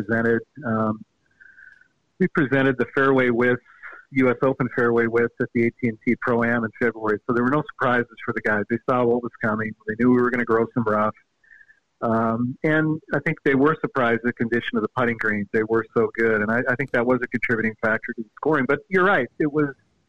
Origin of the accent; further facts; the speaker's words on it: Seattle, Washington, United States; I'm from the Seattle area originally, and I grew up playing in those misty June mornings